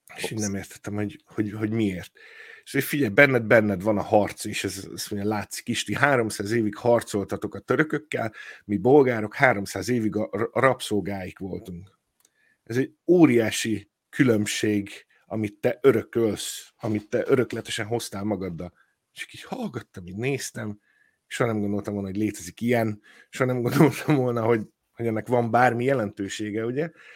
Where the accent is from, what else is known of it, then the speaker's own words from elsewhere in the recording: Hungary; moved away as an adult; now in Ireland; Magyarországra megyek, akkor, eh, elhatározom, hogy na most, na most me-, megkeresem a szülőházamat